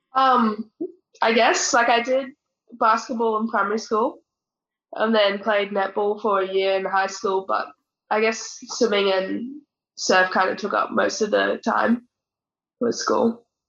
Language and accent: English; North Queensland, Australia; so I grew up in North Queensland